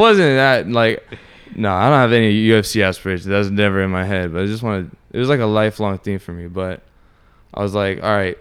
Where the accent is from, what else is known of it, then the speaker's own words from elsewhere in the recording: Orlando, Florida, United States; also born or lived in Sanford; born and raised in Orlando